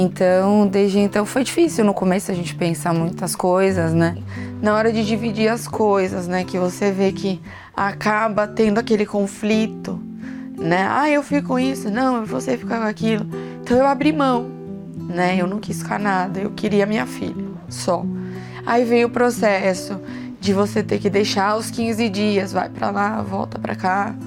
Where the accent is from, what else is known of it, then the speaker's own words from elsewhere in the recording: São Paulo, Brazil; eu sou de Interlagos